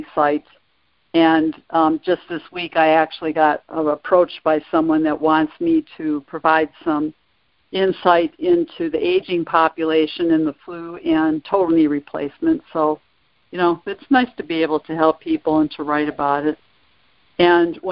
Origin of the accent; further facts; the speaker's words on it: Detroit, Michigan, United States; I'm originally from the Detroit area